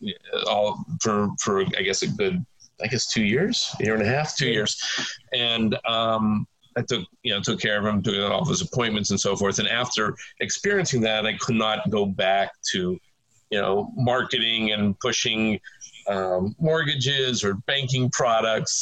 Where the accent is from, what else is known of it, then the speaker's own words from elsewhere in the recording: Pittsburgh, Pennsylvania, United States; I was born and bred in Pittsburgh